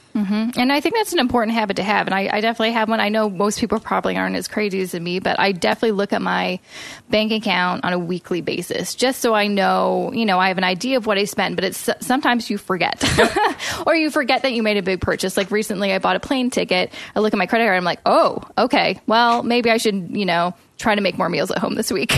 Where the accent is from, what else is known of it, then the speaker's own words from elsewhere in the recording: Vancouver, British Columbia, Canada; now in Toronto, Canada; We're from Vancouver